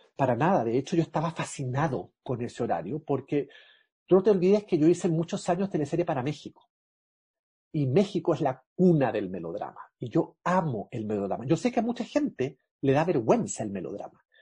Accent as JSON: {"language": "Spanish", "country": "Chile", "said": "Soy chileno"}